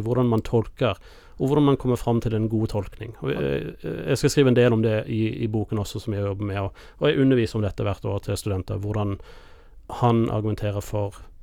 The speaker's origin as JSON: {"language": "Norwegian", "country": "United States", "tie": "born or raised there", "moved": "yes", "lives_now": "Norway", "said": "kirken jeg vokste opp i i USA"}